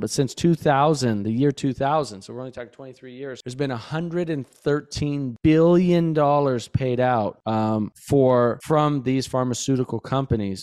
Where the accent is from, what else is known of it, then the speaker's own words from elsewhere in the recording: Bozeman, Montana, United States; I grew up in Montana, Bozeman, Montana, and spent a lot of time outside as a kid.